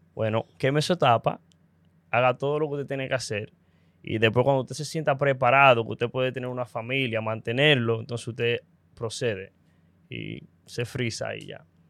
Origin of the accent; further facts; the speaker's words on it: Dominican Republic; como dominicano